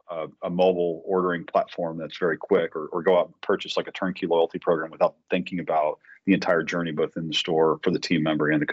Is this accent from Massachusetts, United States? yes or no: yes; Boston, Massachusetts, United States; now in Tampa, United States; I'm from Boston